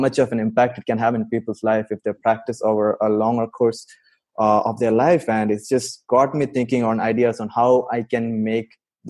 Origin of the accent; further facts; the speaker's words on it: Saudi Arabia; also born or lived in India; now in United States; I grew up in Saudi Arabia. I'm from India, but I spent most of my adult life in US.